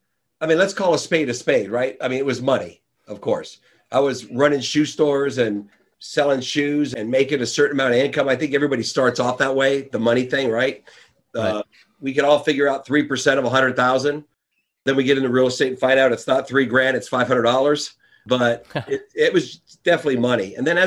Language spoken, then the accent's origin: English; Las Vegas, Nevada, United States; I'm from Las Vegas, Nevada. … the real estate guy.